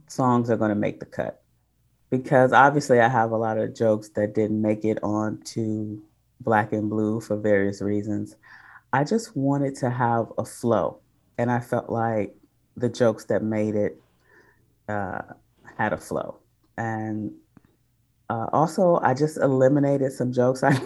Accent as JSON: {"language": "English", "town": "Detroit", "region": "Michigan", "country": "United States", "also_born_or_lived": "Oakland", "moved": "yes"}